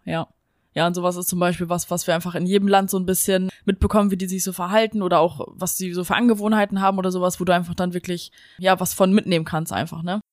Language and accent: German; Germany; moved away; bei uns in Deutschland